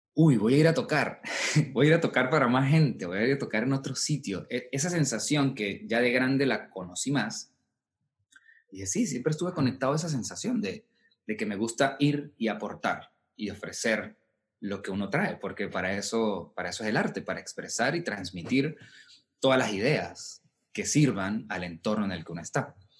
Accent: Colón, Táchira, Venezuela; moved away as an adult; also born or lived in Caracas / Mexico; vengo de Colón, yo viajaba de Colón a San Cristóbal, veía clases con él.

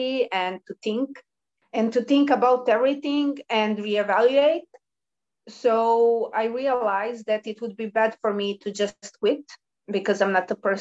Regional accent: Belgrade, Serbia; the people who were born in Belgrade, as I did, they usually stay with their parents for a long time, while others move because of going to university, and my university was in my hometown

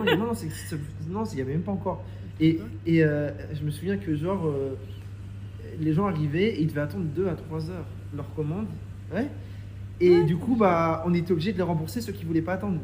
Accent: Reims, Grand Est, France; moved away as an adult; also born or lived in Paris; je viens de Reims à la base

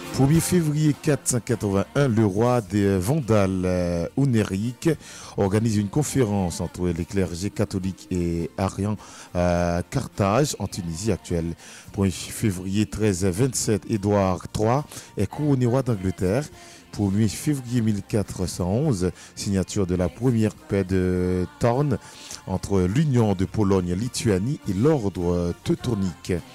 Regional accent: Bombardopolis, Nord-Ouest, Haiti; ma ville natale, Bombardopolis

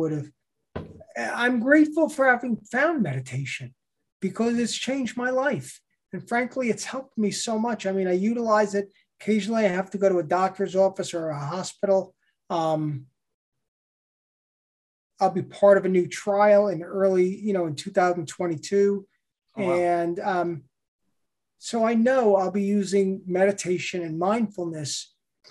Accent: North Shore of Long Island, New York, United States; also born or lived in Ohio; I grew up on the North Shore of Long Island

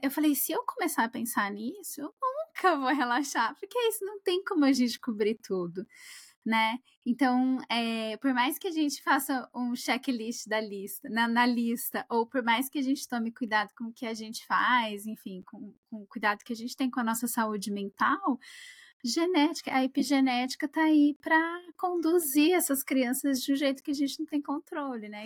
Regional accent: Brazil; moved away; que saí do Brasil

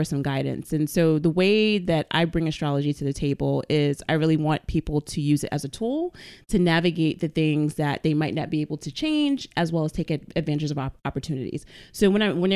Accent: New York City, New York, United States; I'm Bronx born and raised and bred

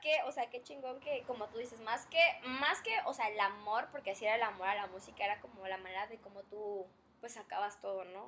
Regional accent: Chetumal, Quintana Roo, Mexico; moved away; yo no soy, yo no soy de aquí, soy de Chetumal, un pueblito precioso

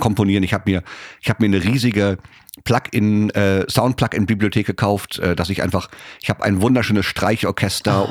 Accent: Germany; Ich so, äh, Germany

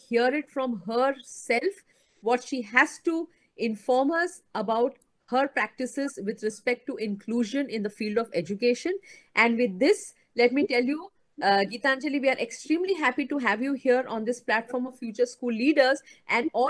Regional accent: Mumbai, Maharashtra, India; also born or lived in Mohali; I am basically from Mumbai

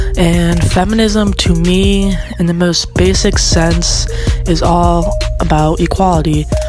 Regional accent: Orlando, Florida, United States; I am from Orlando, Florida. I'm 23 years old and I identify as a non-binary genderqueer woman.

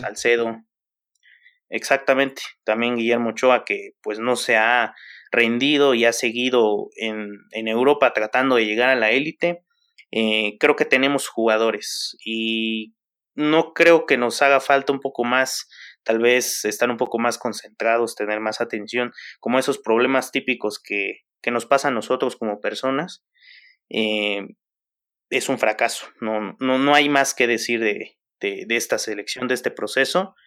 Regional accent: Mexico; nosotros como somos mexicanos

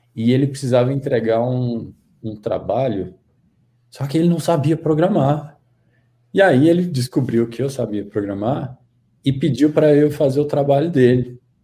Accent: Goiânia, Goiás, Brazil; accent: Goiânia accent; moved away as an adult; also born or lived in Brasília; eu sou de Goiânia, Goiás. Tem esse, esse, aqui eles chamam de accent, né? Uh, tem esse sotaque, assim, de Goiânia, com muito orgulho.

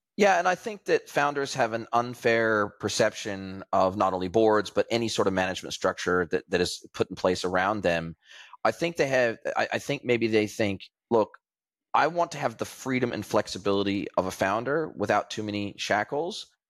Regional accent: California, United States; moved away; if I had stayed in California, in my hometown

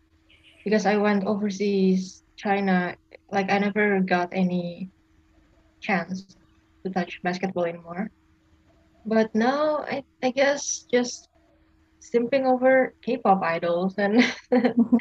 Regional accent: Indonesia; I'm 21 and I'm from Indonesia

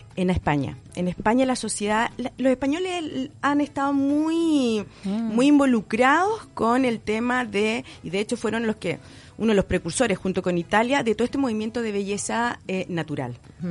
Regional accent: Chile; mi país

